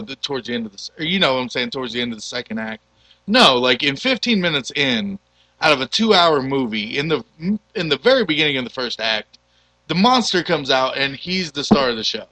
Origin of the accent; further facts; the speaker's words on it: United States; as an American